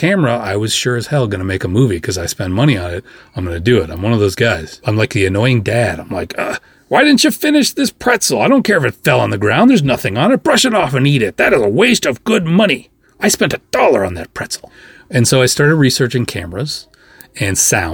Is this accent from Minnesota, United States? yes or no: yes; Minnesota, United States; I'm from Minnesota